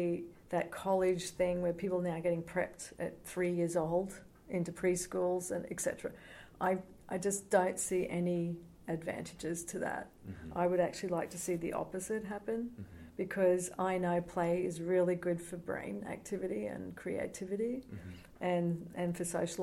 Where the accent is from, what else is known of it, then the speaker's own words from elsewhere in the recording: Australia; now in United States; I'm an Australian too